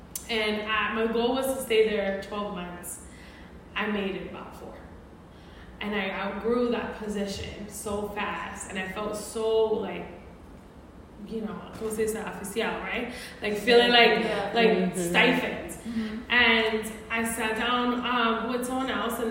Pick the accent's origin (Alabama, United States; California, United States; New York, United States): New York, United States; New York City; moved away as an adult; now in Phoenix, United States; I am actually a native New Yorker, so I'm from Brooklyn, and I currently live in Phoenix. I've been there for about 20 years